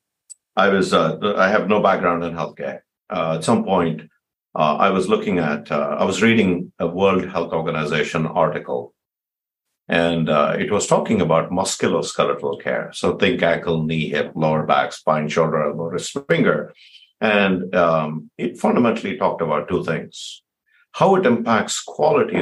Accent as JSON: {"language": "English", "country": "India", "moved": "yes", "lives_now": "San Jose, United States", "said": "I'm from India"}